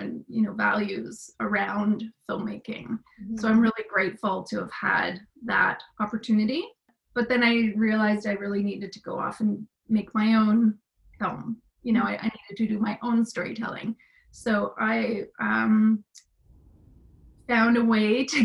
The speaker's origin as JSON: {"language": "English", "country": "Canada", "tie": "born or raised there", "also_born_or_lived": "Ottawa", "said": "I was born and raised in Canada"}